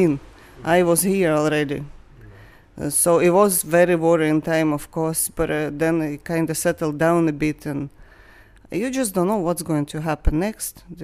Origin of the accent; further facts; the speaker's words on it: Kyiv, Kyiv City, Ukraine; I'm from Ukraine, I'm from Kiev. I have my family in Kiev at the moment